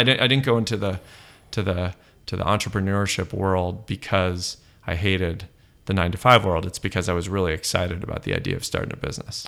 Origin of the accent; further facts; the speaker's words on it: Los Angeles, California, United States; also born or lived in South Pasadena / Berkeley; now in San Francisco, United States; I grew up in Los Angeles proper, so sort of by Eagle Rock up in the hills there, and then we moved to South Pasadena